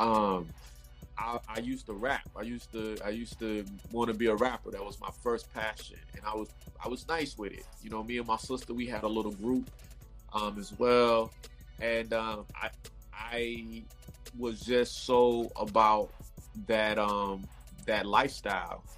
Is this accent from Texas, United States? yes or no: no; Raleigh, North Carolina, United States; moved away as an adult; now in Los Angeles, United States; I'm originally from North Raleigh, North Carolina, Raleigh Durham, North Carolina. Um, I um, I grew up out there